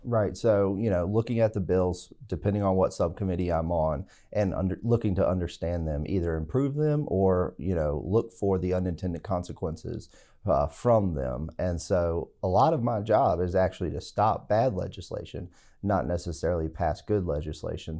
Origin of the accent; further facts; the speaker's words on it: Stuart, Virginia, United States; also born or lived in Hampton, Virginia / Birmingham, Alabama; I'm from Stewart, Virginia, which is Patrick County in southwest, south side Virginia, and, uh, went to high school there